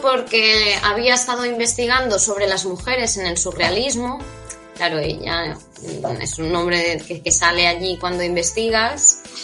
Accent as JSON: {"language": "Spanish", "region": "Catalonia", "country": "Spain", "said": "yo soy de Cataluña"}